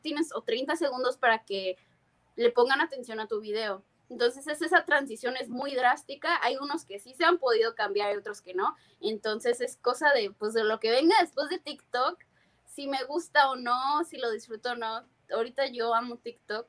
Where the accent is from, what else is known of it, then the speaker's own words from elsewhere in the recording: Tijuana, Baja California, Mexico; also born or lived in San Diego, United States / Berkeley, United States; now in United States; De Tijuana, mi casa, mi familia, mis amigos